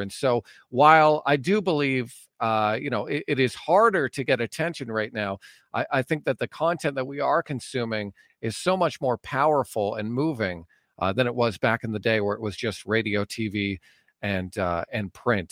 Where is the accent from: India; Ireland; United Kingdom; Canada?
Canada; Ajax, Ontario; moved away as an adult; also born or lived in Cobourg, Ontario / Courtice, Ontario; now in Alberta, Canada; I grew up in Ajax for a lot of my life, from kindergarten to grade eight, and then I moved to Coburg for a bit